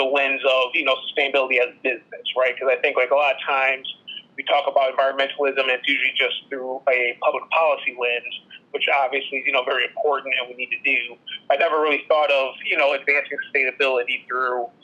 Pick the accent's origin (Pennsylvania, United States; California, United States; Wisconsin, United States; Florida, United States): Wisconsin, United States; Madison; moved away as an adult; also born or lived in Thailand; now in Chicago, United States; I'm originally from Madison, Wisconsin, born and raised